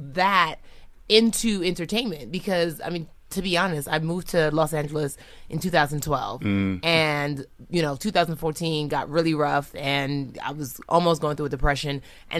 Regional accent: Nigeria; now in United States; I'm from Nigeria.

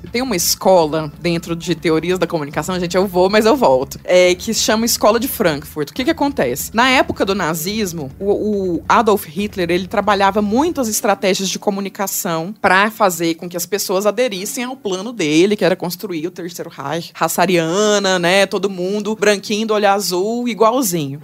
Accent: Goiás, Brazil; accent: goiano; now in São Paulo, Brazil; meu sotaque goiano

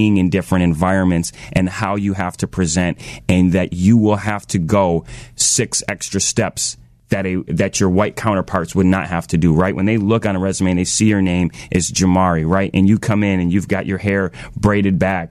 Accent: Washington, District of Columbia, United States; moved away; I was born in Washington, D.C.

